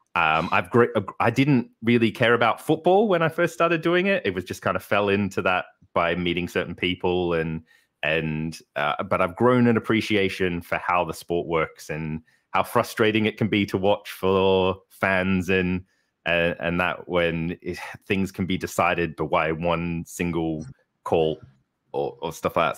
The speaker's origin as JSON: {"language": "English", "town": "Melbourne", "region": "Victoria", "country": "Australia", "tie": "born or raised there", "moved": "as an adult", "lives_now": "Darlington, United Kingdom", "said": "I was born in Melbourne, Australia, um, grew up there, uh, and studied there until, till I was twenty-three"}